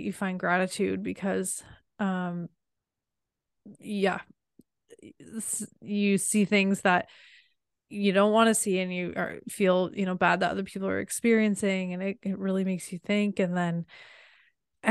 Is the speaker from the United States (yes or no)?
no; Canada; born or raised there